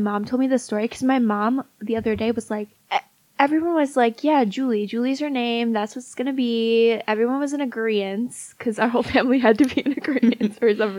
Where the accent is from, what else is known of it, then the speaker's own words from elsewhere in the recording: northwest suburbs of Chicago, Illinois, United States; We're from the northwest suburbs of Chicago.